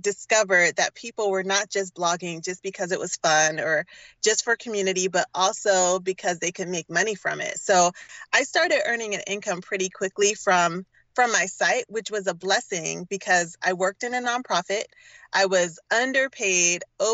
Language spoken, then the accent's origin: English; Durham, North Carolina, United States; moved away as an adult; also born or lived in Philadelphia, Pennsylvania; now in Oakland, United States; originally, I am from North Carolina, from Durham, North Carolina.